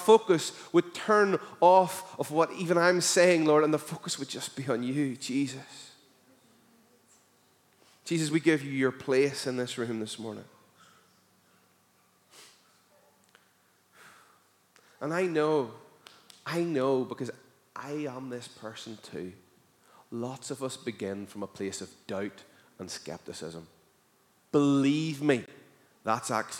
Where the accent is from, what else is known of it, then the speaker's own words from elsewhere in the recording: Northern Ireland, United Kingdom; as a Northern Irish person